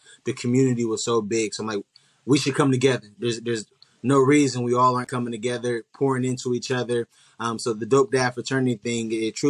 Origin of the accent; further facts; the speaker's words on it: Columbus, Ohio, United States; moved away as an adult; now in Dallas, United States; I'm originally from Columbus, Ohio. And I recently just transitioned my family to Dallas, Texas